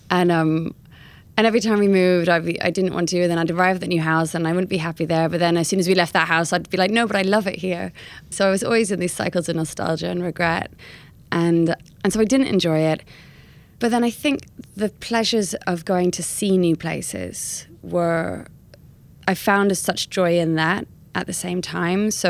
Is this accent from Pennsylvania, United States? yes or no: no; California, United States; accent: American; moved away; I used to have an American accent, and other parents would hear my accent and be like, oh, where are you from? And then I'd sort of say that we're from California.